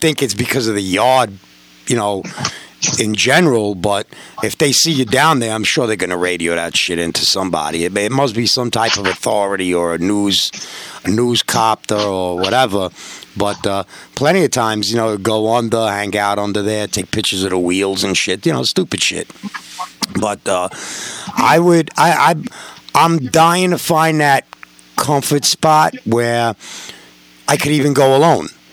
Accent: New York, United States; I'm a New Yorker.

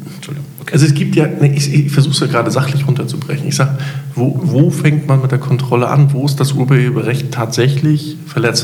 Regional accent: Hamburg, Germany; ich bin Hamburger

